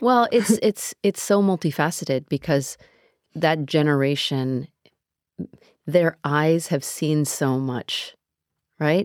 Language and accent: English; United States; I grew up in America